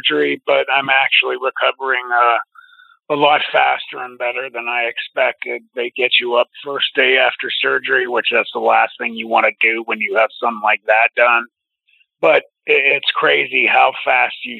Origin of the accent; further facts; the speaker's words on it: Youngstown, Ohio, United States; I grew up in Youngstown, Ohio